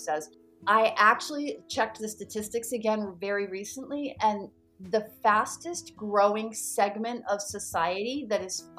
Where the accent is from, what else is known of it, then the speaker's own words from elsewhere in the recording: Maine, United States; I'm from Maine, which is the northeast corner of the United States. I used to listen to a radio show growing up.